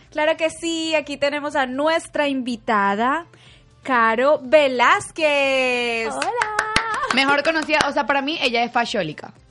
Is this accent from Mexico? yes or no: no; Venezuela; yo soy venezolana. Sí